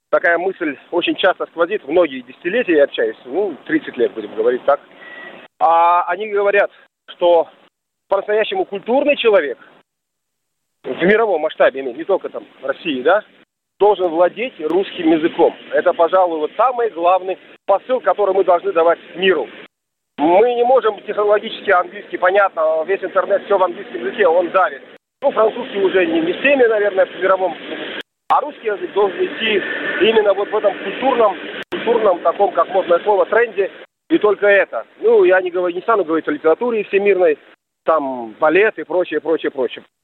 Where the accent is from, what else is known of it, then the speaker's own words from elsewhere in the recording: Pakistan; Russian is a second language; Вы знаете, я сам из Пакистана, и у нас, mm конечно, должен сказать, долгие годы